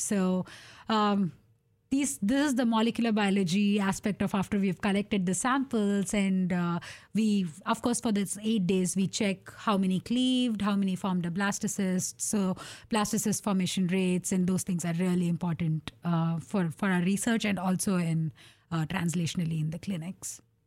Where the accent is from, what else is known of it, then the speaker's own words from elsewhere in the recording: India; moved away as an adult; now in Portland, United States; growing up in India